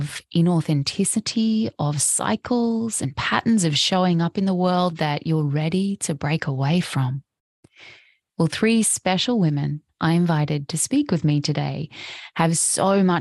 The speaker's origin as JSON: {"language": "English", "country": "Australia", "lives_now": "Sunshine Coast, Australia"}